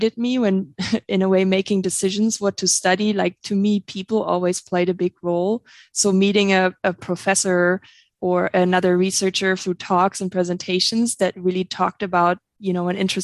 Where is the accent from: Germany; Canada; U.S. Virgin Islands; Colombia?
Germany; English is a second language; moved away as an adult; now in Montana, United States; I have an accent. I'm not originally from the United States or Montana. I'm actually originally from Germany, and that's where I did my undergrad and graduate master's degree.